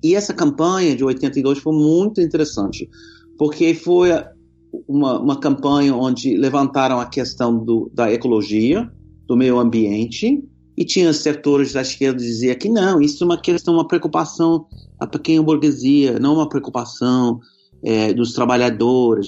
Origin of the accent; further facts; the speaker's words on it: United States; Portuguese is a second language; also born or lived in Brazil; não sou brasileiro, sou americano, falo com sotaque